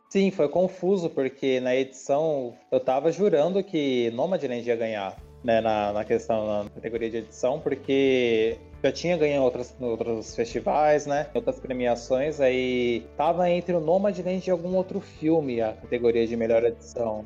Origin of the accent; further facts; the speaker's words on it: Bauru, São Paulo, Brazil; que nem eu e a Camila, a gente é daqui de Bauru